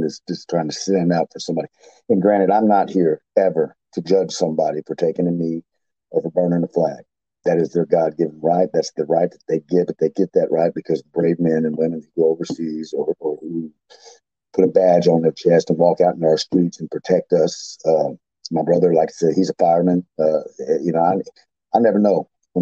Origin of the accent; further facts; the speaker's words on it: Fort Hood, Texas, United States; I grew up in Fort Hood, Texas, McLean, Texas, which is right there by it